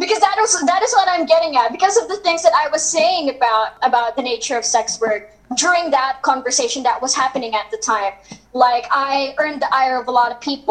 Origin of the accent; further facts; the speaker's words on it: Philippines; as a Filipino, you know that like here in the Philippines it's quite conservative